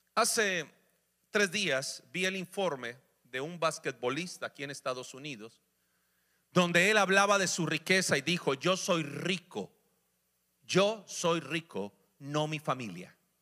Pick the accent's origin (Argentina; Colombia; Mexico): Colombia; moved away; en mi país, Colombia